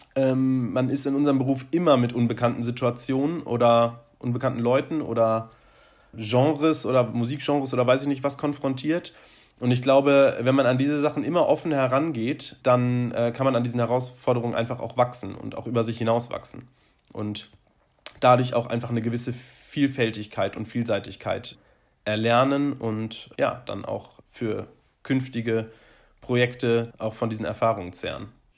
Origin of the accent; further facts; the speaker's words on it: Bonn, North Rhine-Westphalia, Germany; also born or lived in Cologne; ich komme ja aus Bonn und habe dann ja danach ein paar Jahre in Köln gewohnt